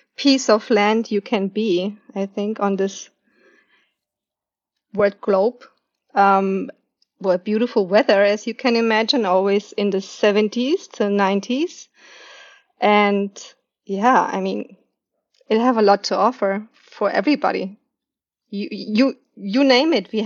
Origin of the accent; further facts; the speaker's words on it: Nuremberg, Bavaria, Germany; moved away as an adult; now in Pearl City, United States; my hometown city, which is Nuremberg